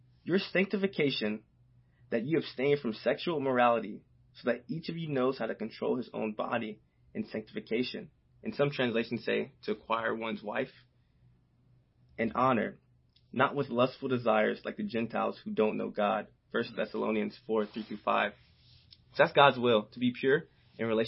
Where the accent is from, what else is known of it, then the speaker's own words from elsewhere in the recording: the South, United States; growing up in the South, playing football